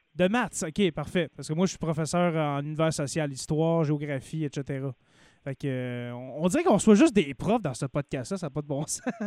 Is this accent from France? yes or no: no; Abitibi-Témiscamingue, Quebec, Canada; je suis natif de l'Abitibi-Témiscamingue. Je, demeure en ce moment au Témiscamingue